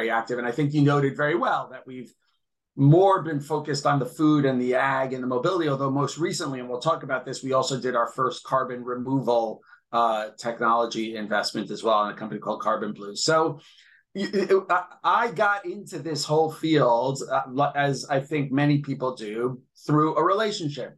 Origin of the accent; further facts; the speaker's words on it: United States; moved away as an adult; now in Israel; I'm an American, I'm an Israeli, right? I came here when I was 33, I'm now 52.